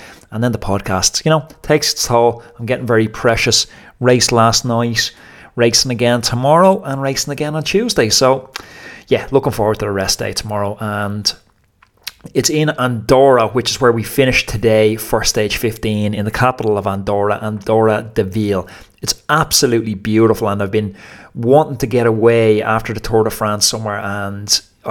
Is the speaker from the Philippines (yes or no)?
no; Ireland; As an Irish person